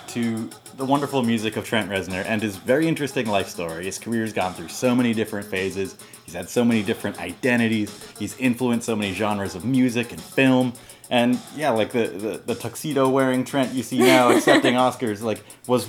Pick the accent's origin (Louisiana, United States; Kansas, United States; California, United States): California, United States; Silicon Valley; I've lived in California my entire life. I was born in Silicon Valley